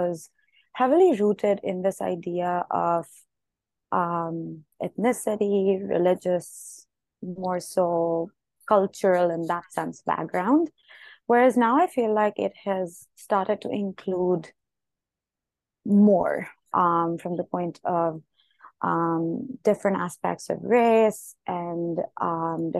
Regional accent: India; moved away as an adult; now in United States; I grew up in India. I've been to boarding school abroad. I'm currently in the US and have been here for a few years

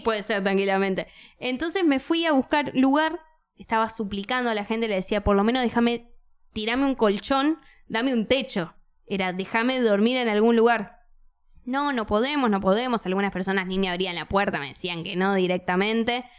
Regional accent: Buenos Aires, Argentina; como buena porteña

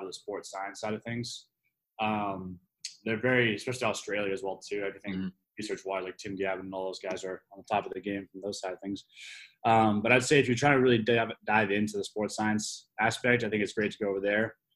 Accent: Vancouver, British Columbia, Canada; moved away as an adult; also born or lived in United Kingdom / Springfield, Massachusetts; now in North Carolina, United States; I'm originally from the West Coast of Canada, Vancouver area

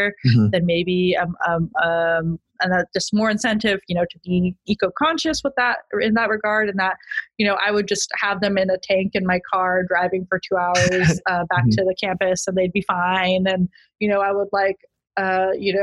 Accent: Utah, United States; also born or lived in Merced, California; now in San Diego, United States; I grew up in Utah, which is a landlocked state

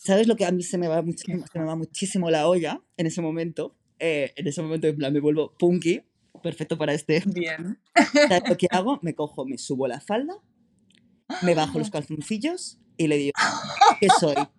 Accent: San Sebastián de los Reyes, Community of Madrid, Spain; moved away as an adult; now in Berlin, Germany; soy madrileño, entonces, eh, claro, soy nacido y crecido en Madrid

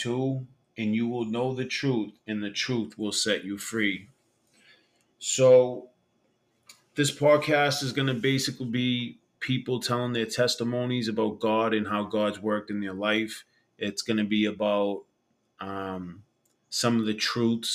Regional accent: Boston, Massachusetts, United States; I grew up in Old Colony Projects in Boston, Massachusetts

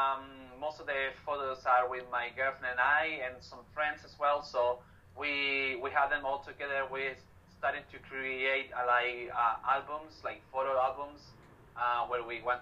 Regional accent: Santiago, Santiago Metropolitan Region, Chile; English is a second language; also born or lived in Sydney, Australia / New Zealand; I'm from Santiago de Chile.

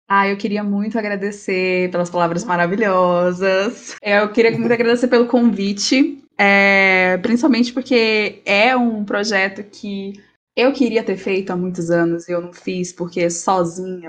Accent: Tocantins, Brazil; eu sou do Tocantins, tá? Interior Tocantins.

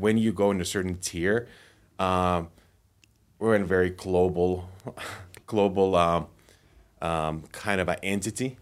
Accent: Finland; moved away as an adult; now in United States; I'm originally from Finland. I moved to U S twelve years ago

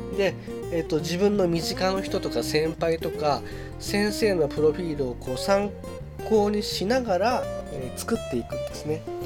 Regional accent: Chiba, Japan; 自分の地元 である千葉県

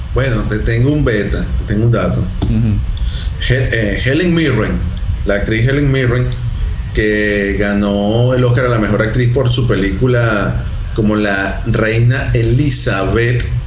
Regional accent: Venezuela; Nosotros somos venezolanos

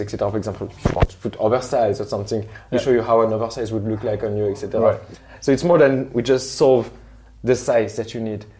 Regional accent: Morocco; now in Switzerland; I'm from Morocco

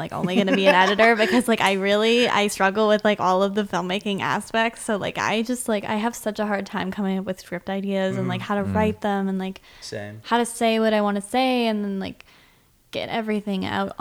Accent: north of Toronto, Ontario, Canada; moved away; I'm from Canada, Ontario specifically, so just north of Toronto, a couple hours

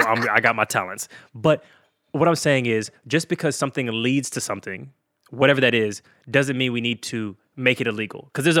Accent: United States; You know, I'm American. It's freedom, all right?

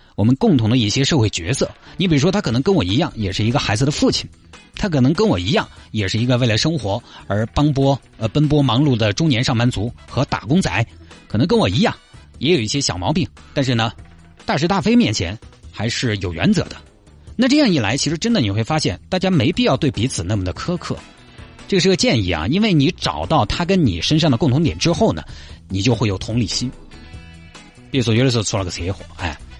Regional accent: Chongqing, China; accent: Chongqing; 你听我这个口音，你你里头晓得了。重庆江北这边

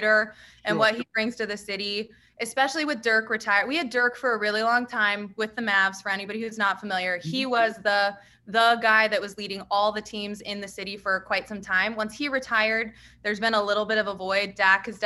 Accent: just outside Dallas, Texas, United States; I grew up just right outside of Dallas. I live here

